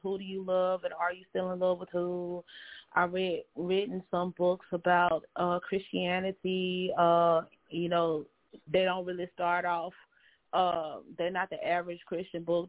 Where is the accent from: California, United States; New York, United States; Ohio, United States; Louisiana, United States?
Louisiana, United States; Monroe; also born or lived in Baton Rouge, Louisiana / New Orleans, Louisiana; I grew up in Monroe and I'm in Monroe now